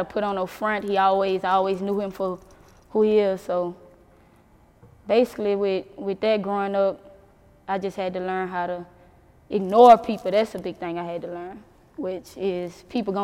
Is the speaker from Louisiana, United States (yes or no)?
yes; Baton Rouge, Louisiana, United States; I'm from Baton Rouge